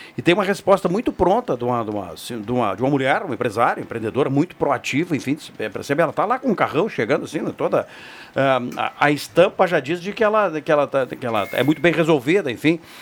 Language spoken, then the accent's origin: Portuguese; Brazil; Nós, como brasileiros